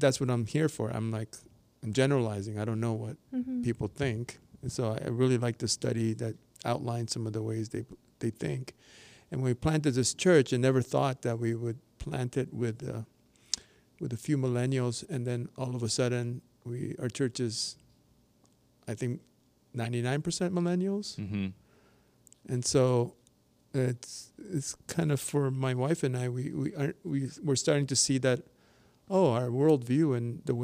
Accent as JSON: {"language": "English", "town": "Toronto", "region": "Ontario", "country": "Canada", "said": "I'm from Toronto"}